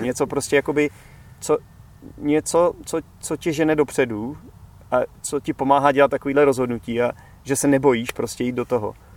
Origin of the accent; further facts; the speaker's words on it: Czechia; moved away; já už třeba nedokážu být zpátky zase ten Čech